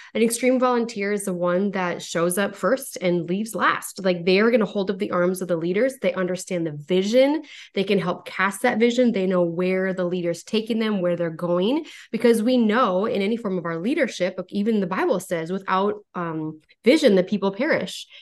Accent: North Dakota, United States; born and raised in North Dakota

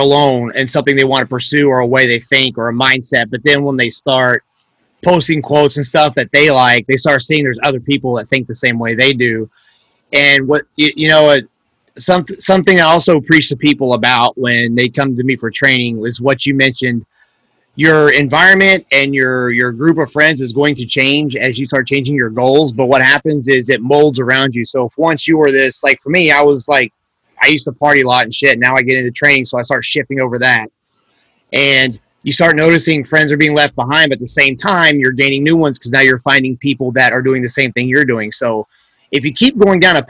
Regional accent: the South, United States; growing up in the South and doing a lot of yard work and stuff

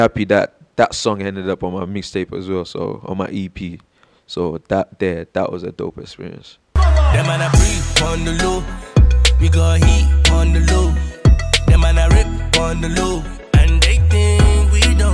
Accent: Nigeria; moved away; growing up in Nigeria

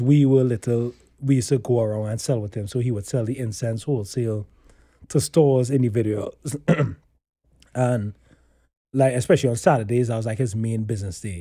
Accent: Trinidad & Tobago; moved away; I grew up in Trinidad

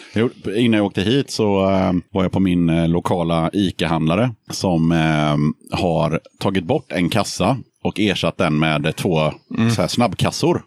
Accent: Hönö, Västra Götaland, Sweden

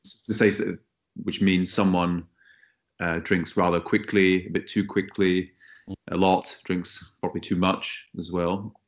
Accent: Scottish Highlands, Scotland, United Kingdom; moved away as an adult; also born or lived in Bratislava / Marseille; now in Paris, France; I am from the Scottish Highlands, and now I live in Paris, where I work

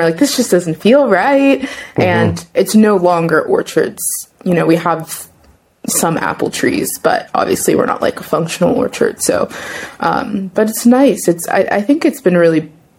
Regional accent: Pittsburgh, Pennsylvania, United States; now in Ithaca, United States; I'm from Pittsburgh originally

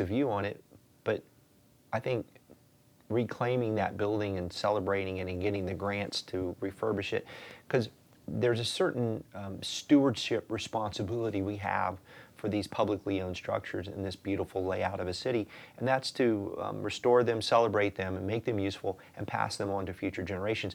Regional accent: North Florida, United States; I'm from North Florida, St. Augustine's there.

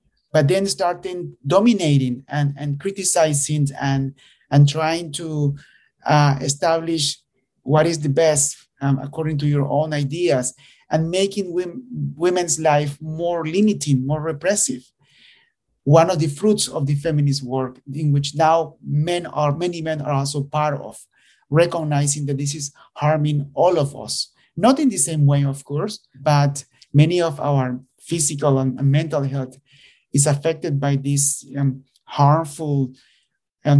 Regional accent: Nicaragua; moved away; I am originally from Nicaragua

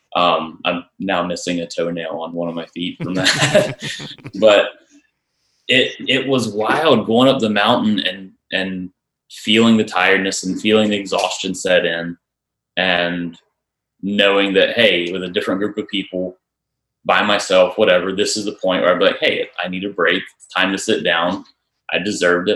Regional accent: Charlotte, North Carolina, United States; I'm from Charlotte

